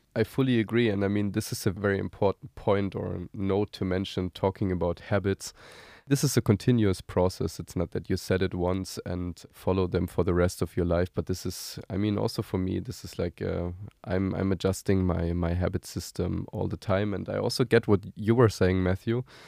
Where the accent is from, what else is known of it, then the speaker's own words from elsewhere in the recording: Germany; moved away as an adult; now in Tel Aviv, Israel; I'm originally uh, German. I'm currently living in Tel Aviv together with my uh, family.